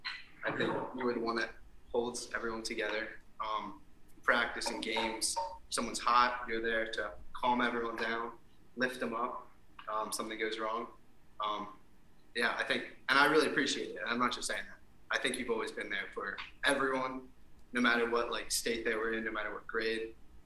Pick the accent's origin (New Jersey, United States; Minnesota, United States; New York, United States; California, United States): New Jersey, United States; I used to play for Real Jersey FC. Okay. In Jersey, I'm from Jersey